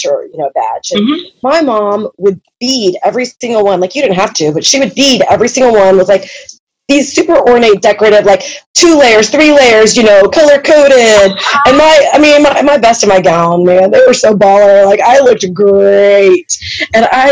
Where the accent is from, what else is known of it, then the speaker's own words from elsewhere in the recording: Independence, United States; I grew up in Independence